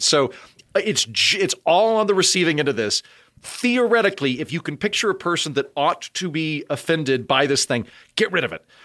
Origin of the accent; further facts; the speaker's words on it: Oklahoma, United States; I'm from Oklahoma and all of my Native American friends say Indian